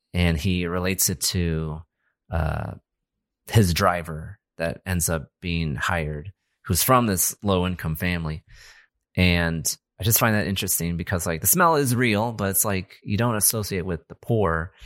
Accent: United States; we're American

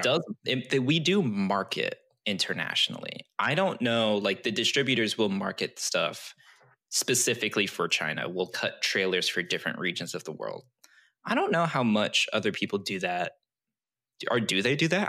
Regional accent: Japan; moved away; technically I'm t- Chinese, but I grew up in Japan

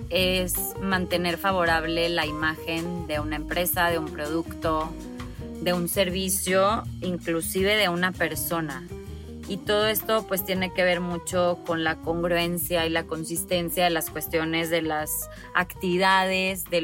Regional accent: Monterrey, Nuevo León, Mexico; soy de Monterrey, tengo 35 años

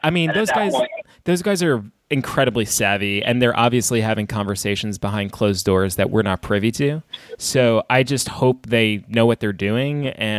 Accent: New York, United States; I'm from New York

